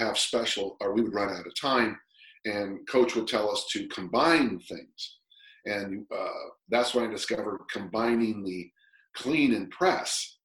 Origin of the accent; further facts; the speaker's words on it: United States; I'm an American